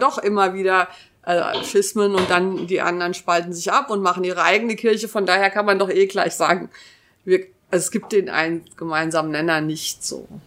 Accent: Taunus, Hesse, Germany; ich bin in einem Dorf im Taunus groß geworden

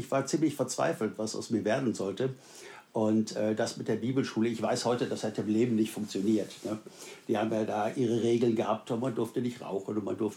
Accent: Wuppertal, North Rhine-Westphalia, Germany; also born or lived in South Africa; In meiner Heimatstadt ähm, in Wuppertal

